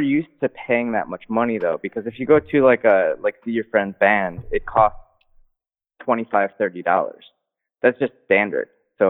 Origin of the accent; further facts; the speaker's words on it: Chicago, Illinois, United States; moved away as an adult; now in Japan; I'm from Chicago. But my, I got married out here actually to someone who's from the UK and, we've been dealing with immigration for like 2 years.